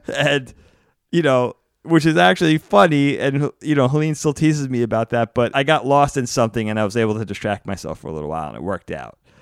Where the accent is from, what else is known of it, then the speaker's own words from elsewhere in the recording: East Coast, United States; growing up on the East Coast